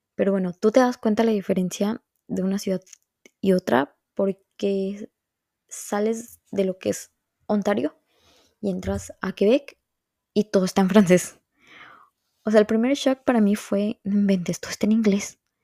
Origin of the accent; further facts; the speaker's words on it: Veracruz, Mexico; moved away as an adult; now in Montreal, Canada; Veracruz, que es de donde yo soy